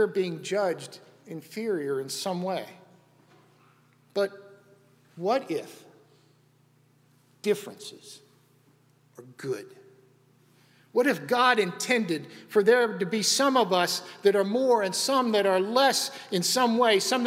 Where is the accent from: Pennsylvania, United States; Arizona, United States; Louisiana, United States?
Pennsylvania, United States; Western; When I was a kid growing up, I grew up in Western Pennsylvania.